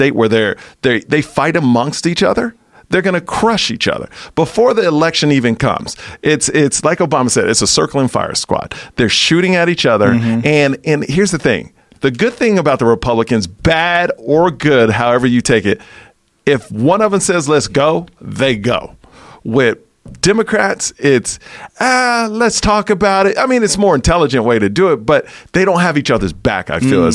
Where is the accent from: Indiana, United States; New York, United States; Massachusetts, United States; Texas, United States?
Texas, United States; I'm from Texas